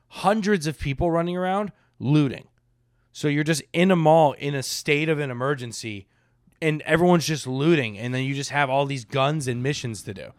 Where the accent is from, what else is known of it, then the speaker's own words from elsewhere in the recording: Boca Raton, Florida, United States; We lived in, like, Palm Beach, Boca area